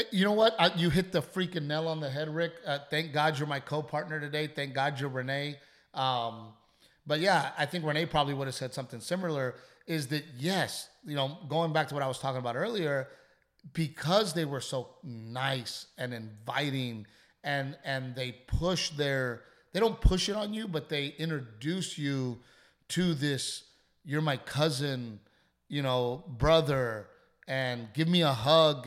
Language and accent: English; Texas, United States; I'm a Texan, and I love being a Texan